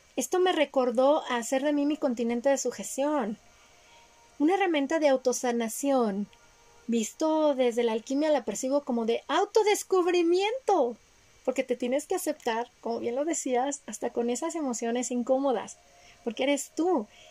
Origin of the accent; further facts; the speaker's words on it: Mexico; yo nací en México